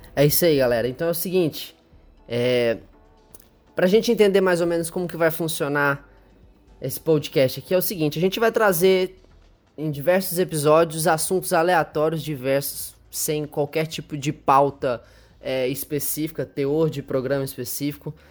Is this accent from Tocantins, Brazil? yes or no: yes; Palmas, Tocantins, Brazil; moved away; also born or lived in Goiânia, Goiás, Brazil; nasci em Goiânia, voltei para lá, que foi onde a gente se conheceu, e hoje voltei para Palmas, que é onde eu morava depois que eu fui embora de Goiânia quando eu nasci